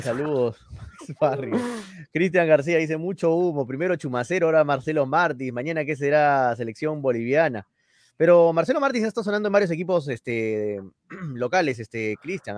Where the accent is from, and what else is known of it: Peru